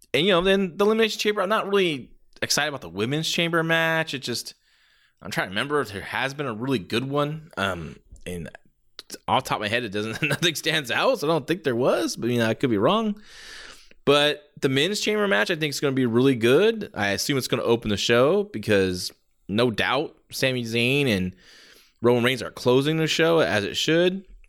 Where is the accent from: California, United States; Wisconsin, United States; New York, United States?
California, United States; San Jose; my hometown, San Jose